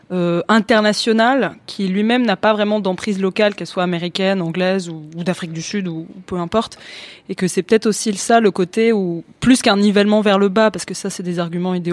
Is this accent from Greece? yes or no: yes; Greece; now in France; moi j'ai grandi en Grèce et j'ai jamais aussi bien parlé grec que maintenant.